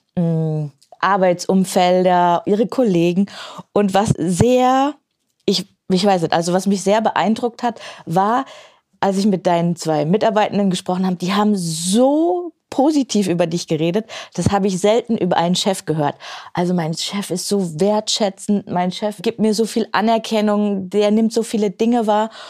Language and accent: German; Main-Tauber-Kreis, Baden-Württemberg, Germany; hier in meiner Heimat, in wunderschönen main tauberkreis